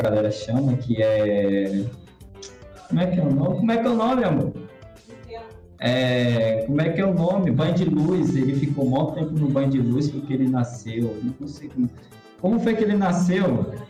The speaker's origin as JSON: {"language": "Portuguese", "region": "Bahia", "country": "Brazil", "said": "eu sou baiano"}